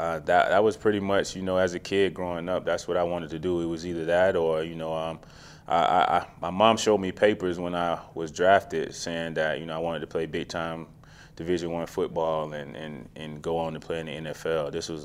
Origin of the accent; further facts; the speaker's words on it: Macon, Georgia, United States; Yeah, hometown. Small town. You know, I mean, all of my family's still there. Grew up there.